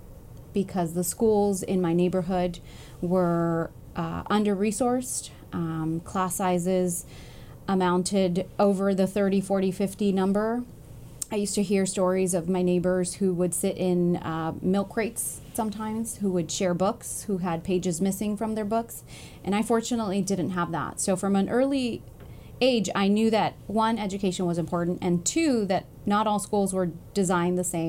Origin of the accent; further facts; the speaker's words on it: Los Angeles, California, United States; I was born and raised in Koreatown